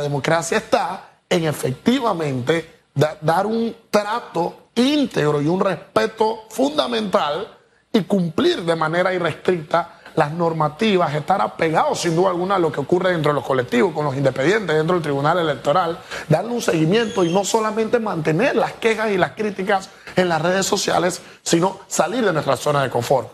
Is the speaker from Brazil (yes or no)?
no; Panama; como ciudadanos e individuos, como panameños